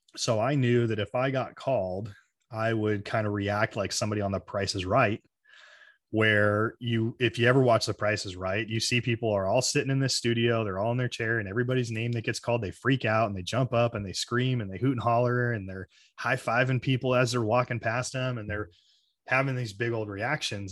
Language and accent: English; Arizona, United States; I grew up in Arizona, so I'm, I'm outside Phoenix at my dad's house.